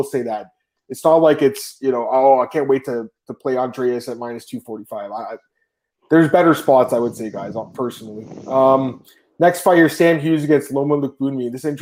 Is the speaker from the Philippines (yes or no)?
no; Canada; I'm Canadian, obviously, but, like, my mom is Greek